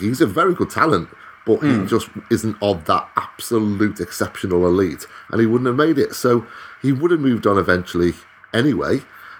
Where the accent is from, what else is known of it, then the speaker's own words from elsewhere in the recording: Wales, United Kingdom; as a Welshman